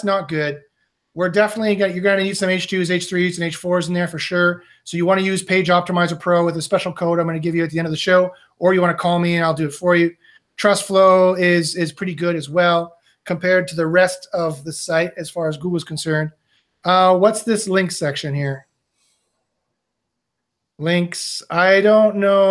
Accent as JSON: {"language": "English", "country": "Canada", "said": "I'm from Canada"}